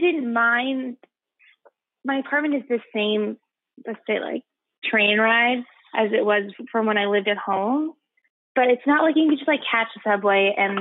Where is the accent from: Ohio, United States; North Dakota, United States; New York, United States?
New York, United States; Long Island; now in Brooklyn, United States; we're on Long Island